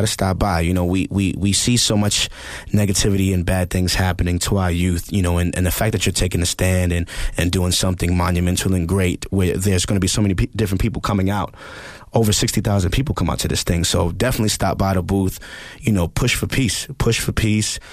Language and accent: English; New York City, New York, United States; I'm from the Bronx. I'm from the Bronx, New York.